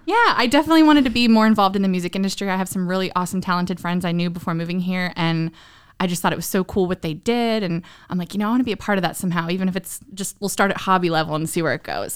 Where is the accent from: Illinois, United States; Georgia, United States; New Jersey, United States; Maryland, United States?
Maryland, United States; Southern; moved away as an adult; also born or lived in Northern Virginia / San Diego; now in Nashville, United States; I grew up in Southern Maryland